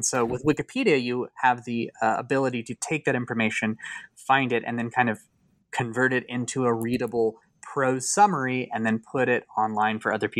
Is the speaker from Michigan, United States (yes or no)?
no; Kansas, United States; when I was younger, I was like really fascinated with the concept of ghost towns in Kansas, since I'm from Kansas